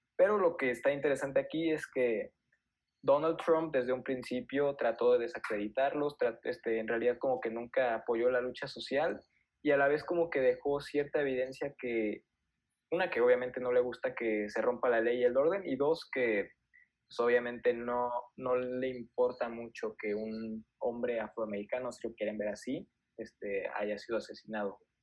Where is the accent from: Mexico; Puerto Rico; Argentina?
Mexico; nosotros somos mexicanos